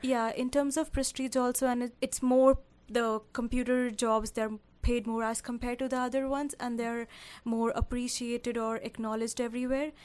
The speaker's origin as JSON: {"language": "English", "town": "Karnal", "region": "Haryana", "country": "India", "tie": "born or raised there", "moved": "as an adult", "lives_now": "Canada", "said": "I am specifically from Karnal, Haryana"}